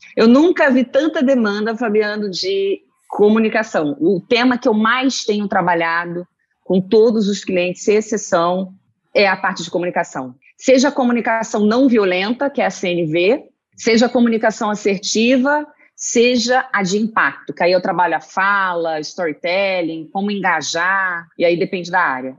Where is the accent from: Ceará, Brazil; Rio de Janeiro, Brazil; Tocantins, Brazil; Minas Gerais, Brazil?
Rio de Janeiro, Brazil; moved away as an adult; now in São Paulo, Brazil; sou carioca, moro aqui em São Paulo, estou falando de São Paulo, do Brooklyn. Estou sete uhum. anos aqui